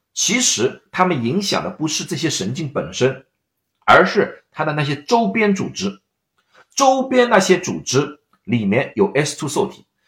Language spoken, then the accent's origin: Chinese; China; 我们中国人